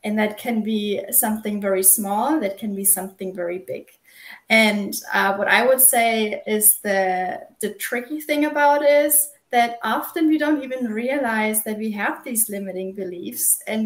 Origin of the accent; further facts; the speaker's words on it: Germany; now in South Carolina, United States; I am originally from Germany. I live in South Carolina in the U.S.